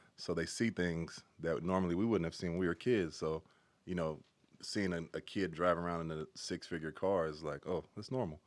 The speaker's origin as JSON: {"language": "English", "town": "Carson", "region": "California", "country": "United States", "tie": "born or raised there", "also_born_or_lived": "Inglewood, California", "said": "pretty much grew up in Carson, uh, parts some parts"}